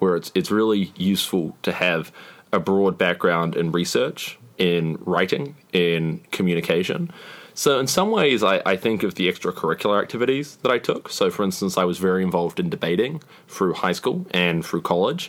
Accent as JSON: {"language": "English", "country": "New Zealand", "said": "I'm from New Zealand"}